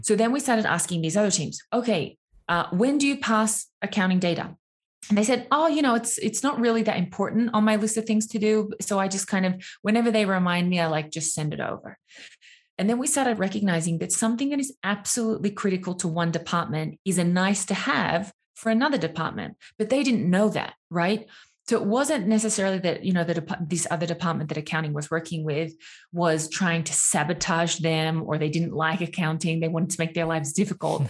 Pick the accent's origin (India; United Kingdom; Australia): Australia; moved away; I'm from Australia